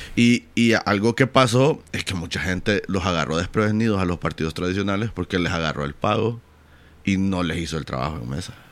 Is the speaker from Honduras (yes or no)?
yes; Honduras; como, como hondureños